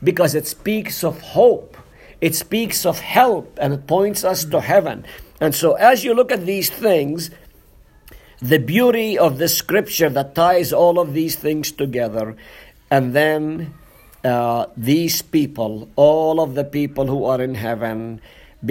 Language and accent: English; Nazareth, Northern District, Israel; moved away; I'm from Nazareth